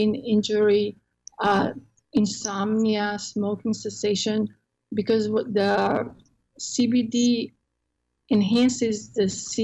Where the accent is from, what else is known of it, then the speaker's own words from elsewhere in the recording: Croatia; English is a second language; now in Texas, United States; I'm in Texas, and I'm from Croatia originally, so I have an accent.